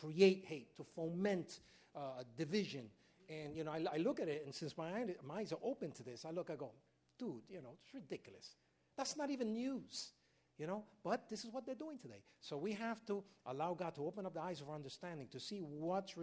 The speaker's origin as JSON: {"language": "English", "town": "New York City", "region": "New York", "country": "United States", "tie": "born or raised there", "said": "I was raised in Harlem, right in 108th Street, Manhattan Avenue, 8th Avenue"}